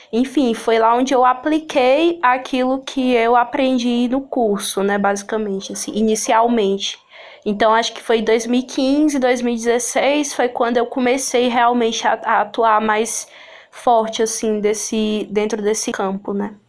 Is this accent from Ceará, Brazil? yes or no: yes; Sobral, Ceará, Brazil; eu ser do interior do estado do Ceará, né, da cidade de Sobral, eu que nasci aqui em Sobral